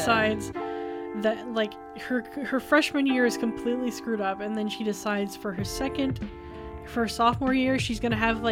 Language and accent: English; Canada; I'm Filipino, Chinese, Canadian